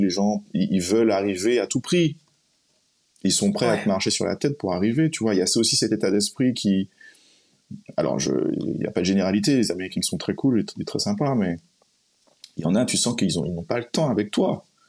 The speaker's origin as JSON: {"language": "French", "country": "Martinique", "tie": "born or raised there", "also_born_or_lived": "United States", "moved": "yes", "said": "je suis martiniquais"}